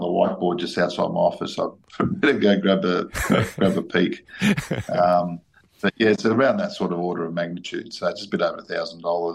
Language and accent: English; Sydney, New South Wales, Australia; now in Canberra, Australia; I'm originally from Sydney, and I've lived here for the last 23 years